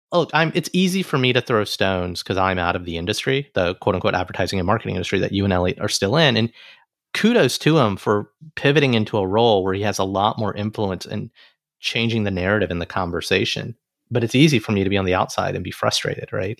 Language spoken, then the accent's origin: English; Alabama, United States; now in New York, United States; as an Alabama person in New York